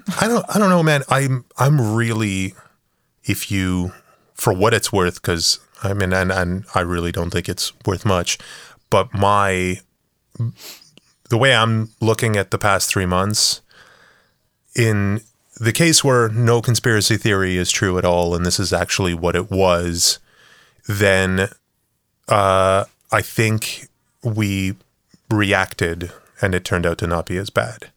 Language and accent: English; Canada; we're Canadian